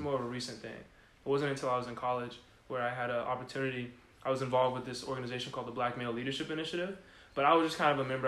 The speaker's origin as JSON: {"language": "English", "town": "San Diego", "region": "California", "country": "United States", "tie": "born or raised there", "also_born_or_lived": "Houston, Texas", "moved": "as an adult", "said": "I'm from San Diego, California. Uh, born and raised"}